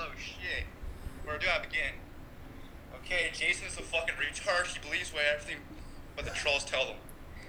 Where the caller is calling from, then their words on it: Texas, United States; Calling all the way from Texas.